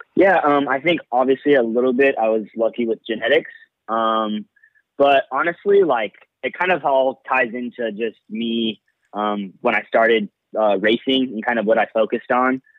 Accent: Bakersfield, California, United States; I'm originally from Bakersfield, California

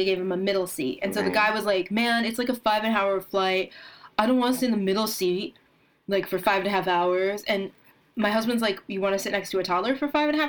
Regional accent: New Jersey, United States; I am from New Jersey.

